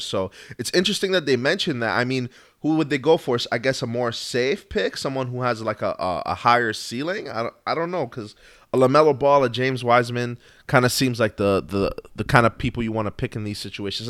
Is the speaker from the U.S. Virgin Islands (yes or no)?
yes; U.S. Virgin Islands; Proud to say I'm from Saint Croix. Born and raised out there